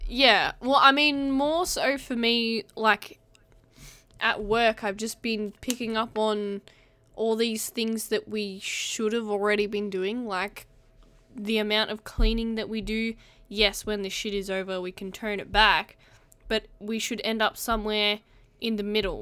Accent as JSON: {"language": "English", "country": "Australia"}